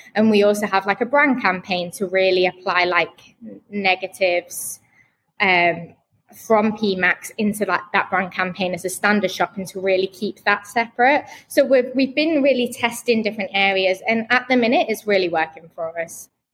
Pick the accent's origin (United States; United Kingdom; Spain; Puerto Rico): United Kingdom; Manchester, North West England; now in Birmingham, United Kingdom; I'm actually from Manchester originally, between Manchester and Liverpool